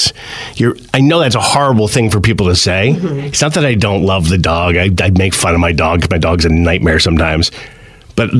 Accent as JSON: {"language": "English", "region": "New Jersey", "country": "United States", "tie": "born or raised there", "moved": "yes", "lives_now": "Pennsylvania, United States", "said": "Growing up in Jersey"}